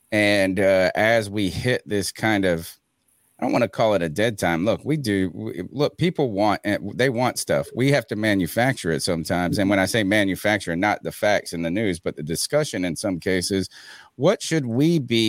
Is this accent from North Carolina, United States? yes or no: yes; Eastern North Carolina, United States; I'm from Eastern North Carolina, so I'm used to hot, humid.